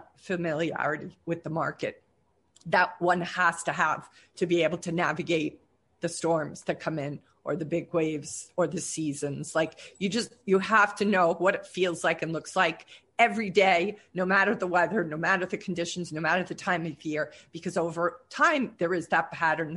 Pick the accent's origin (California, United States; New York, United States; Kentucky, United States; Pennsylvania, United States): New York, United States; North Shore; now in Hawaii, United States; I grew up on the North Shore, so I was at Jones Beach